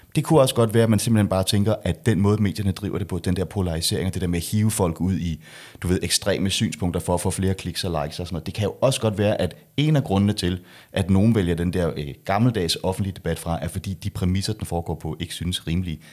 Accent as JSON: {"language": "Danish", "country": "Denmark", "said": "jeg er jo dansker"}